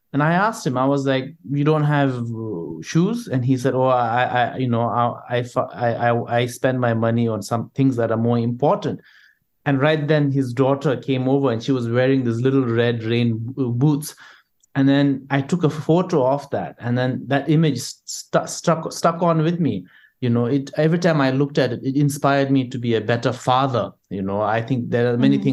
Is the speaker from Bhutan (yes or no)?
yes; Bhutan; I grew up in Bhutan.